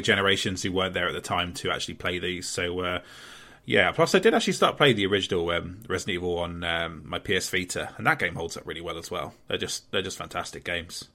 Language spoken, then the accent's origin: English; Portsmouth, South East England, United Kingdom; my hometown of Portsmouth